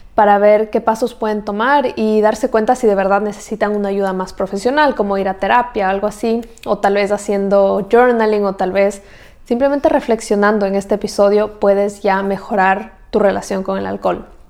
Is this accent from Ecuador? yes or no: yes; Ecuador; moved away as an adult; Yo soy de Ecuador